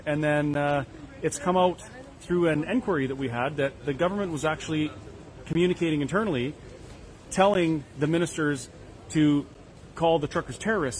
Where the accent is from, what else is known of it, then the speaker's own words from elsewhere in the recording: Canada; I'm from Canada.